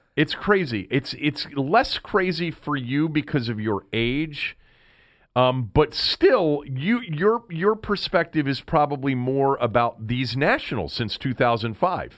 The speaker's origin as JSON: {"language": "English", "town": "Washington", "region": "District of Columbia", "country": "United States", "tie": "born or raised there", "said": "I'm not from Baltimore. I live in Washington."}